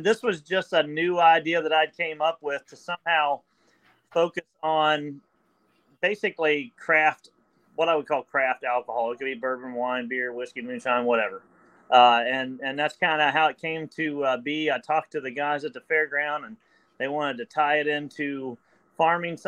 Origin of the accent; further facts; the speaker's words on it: Highland County, Ohio, United States; I'm from Highland.